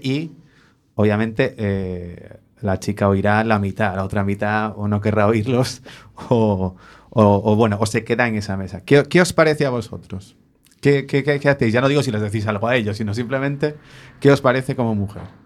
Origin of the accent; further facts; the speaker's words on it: Spain; somos muy, muy españoles